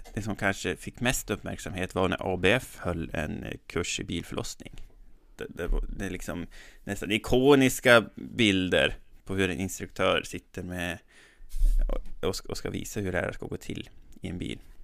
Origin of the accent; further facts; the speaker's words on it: Resele, Västernorrland County, Sweden; now in Härnösand, Sweden; Jag kommer ju från Resele, men jag bor ju i Härnösand nu